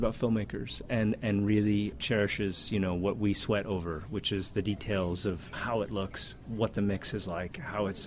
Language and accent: English; New York, United States; I'm from New York